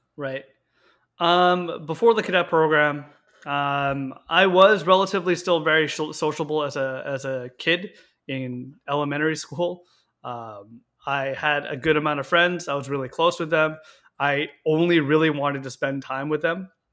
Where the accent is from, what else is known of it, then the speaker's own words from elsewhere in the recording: Victoria, British Columbia, Canada; I was born and raised in Victoria, BC